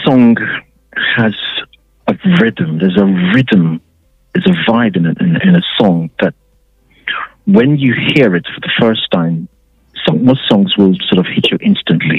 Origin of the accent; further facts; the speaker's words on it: Ghana; moved away; when we were growing up in Ghana